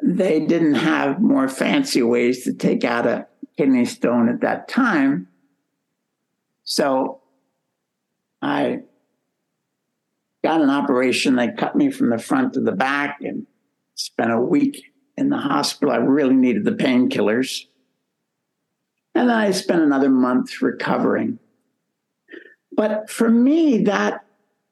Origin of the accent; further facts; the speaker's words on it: United States; first language English; moved away as an adult; also born or lived in Philippines / Malaysia; I was from America, United States.